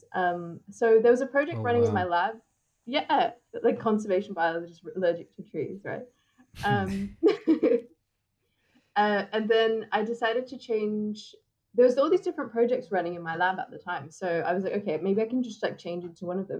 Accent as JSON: {"language": "English", "country": "Australia", "tie": "born or raised there", "accent": "David Attenborough's accent", "said": "I'm from Australia and I'm South Asian"}